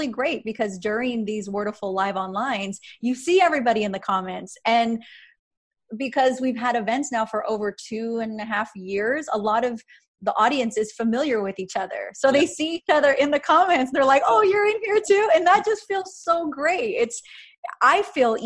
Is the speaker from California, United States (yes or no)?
yes; Riverside, California, United States; I grew up in Riverside